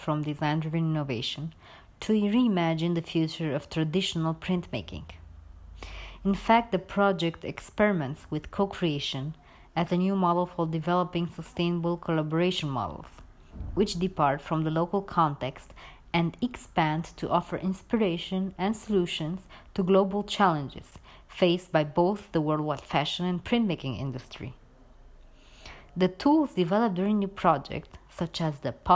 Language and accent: English; Romania; also born or lived in Sicily, Italy; now in United Kingdom; Romania, my home country